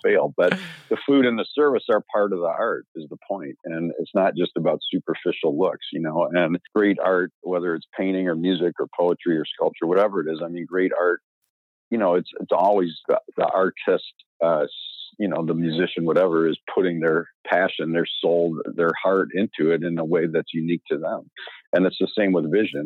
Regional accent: Chicago, Illinois, United States; I grew up in Chicago

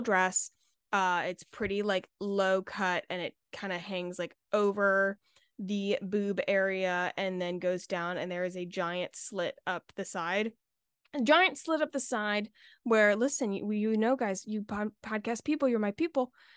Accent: Charleston, South Carolina, United States; I'm from Charleston, so, like, it's very Southern hospitality

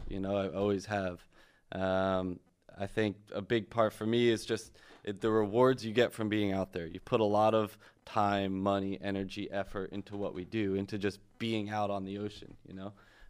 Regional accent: New Jersey, United States; now in Miami, United States; And I'm originally from the Jersey Shore, and have been here for about 10 years

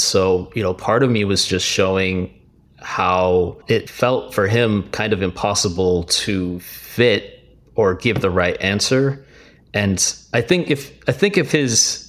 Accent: Miami, Florida, United States; growing up in Miami

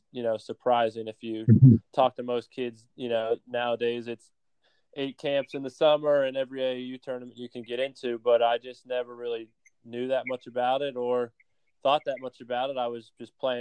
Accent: Pennsylvania, United States; now in Tampa, United States; I grew up in Pennsylvania about 45 minutes from the Maryland border

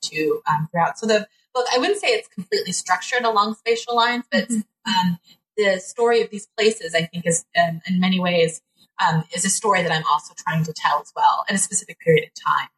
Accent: Los Angeles, California, United States; I was born and raised in Los Angeles, California

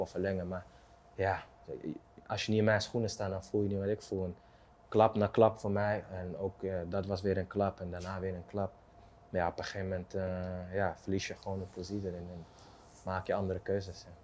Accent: Amsterdam, North Holland, Netherlands; waar ik vandaan kom uit Osdorp, op straat overleven

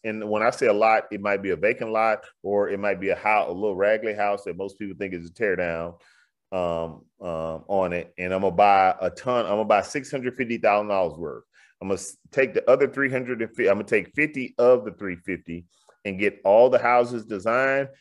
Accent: Houston, Texas, United States; in my old neighborhood, all of a sudden in, in the Bloody Nickel, I'm from Fifth Ward, they call this area the Bloody Nickel.

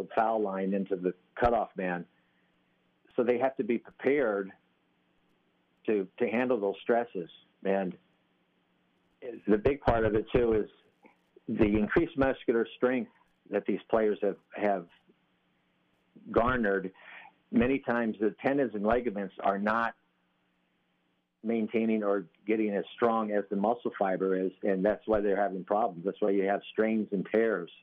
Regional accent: Sioux City, Iowa, United States; I grew up in Sioux City, Iowa

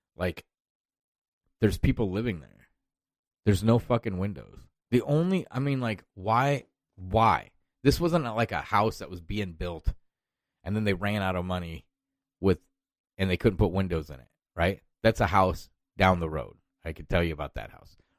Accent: Iowa, United States; I'm from Iowa

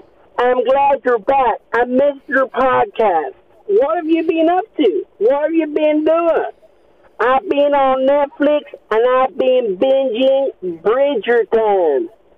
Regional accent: Nashville, Tennessee, United States; I'm from Nashville.

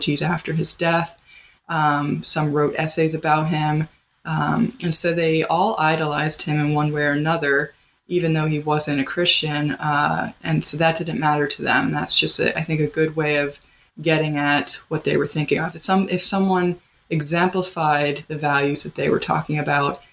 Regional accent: Pennsylvania, United States; now in Wisconsin, United States; I'm from Pennsylvania

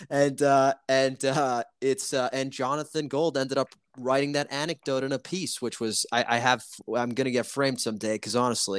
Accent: Rome, Lazio, Italy; now in Los Angeles, United States; he's from Rome and I'm from Rome, right?

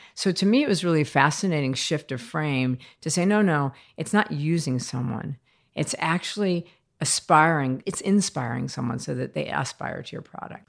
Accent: United States; moved away as an adult; also born or lived in France; I'm American, by the way, and I'm twenty-two years old

